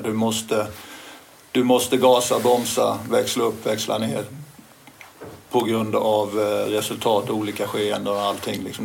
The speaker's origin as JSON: {"language": "Swedish", "region": "Småland", "country": "Sweden", "also_born_or_lived": "Helsingborg", "moved": "yes", "said": "jag är inte från Helsingborg från början, men, utan smålänning"}